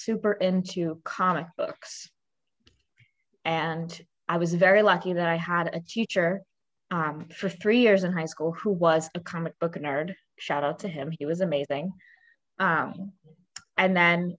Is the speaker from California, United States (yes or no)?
no; Raleigh, North Carolina, United States; also born or lived in Brooklyn, New York; So I grew up in Raleigh, North Carolina